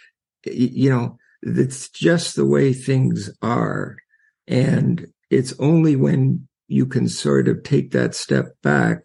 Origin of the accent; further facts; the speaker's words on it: Canada; I'm from Canada